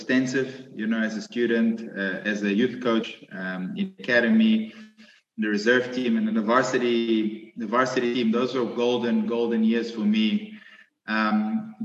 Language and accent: English; Mozambique; now in Stellenbosch, South Africa; I grew up in Mozambique with a Portuguese father, a Portuguese mother and a Greek father